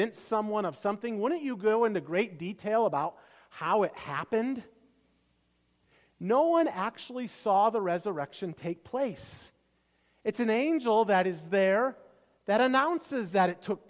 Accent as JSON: {"language": "English", "region": "Iowa", "country": "United States", "tie": "born or raised there", "moved": "yes", "said": "I grew up in Iowa"}